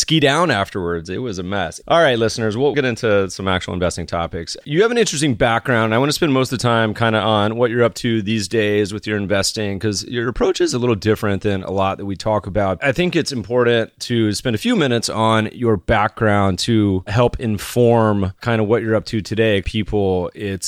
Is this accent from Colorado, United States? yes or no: yes; Colorado, United States; I grew up in Colorado